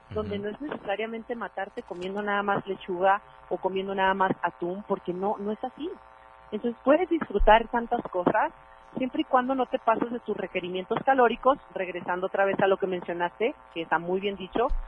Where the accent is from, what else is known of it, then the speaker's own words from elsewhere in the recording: Mexico; Ahora, ¿cuál es el mayor error? es que todos, y como buenos mexicanos, nos vamos a los excesos.